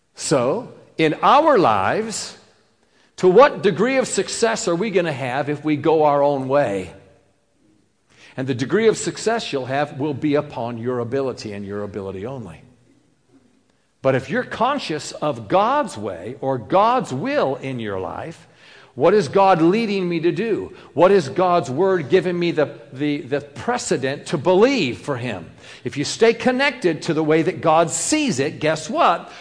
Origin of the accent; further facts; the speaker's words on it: New York, United States; I'm, I'm New Yorker